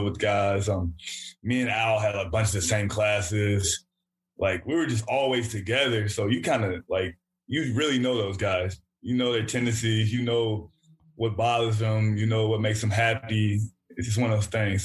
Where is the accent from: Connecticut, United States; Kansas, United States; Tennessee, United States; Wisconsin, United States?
Tennessee, United States; I'm from Tennessee